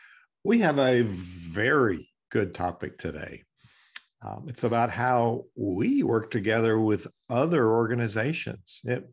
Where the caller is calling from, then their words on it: Lynchburg, Virginia, United States; I'm coming in from Lynchburg, Virginia, where it's 54 today and sunny.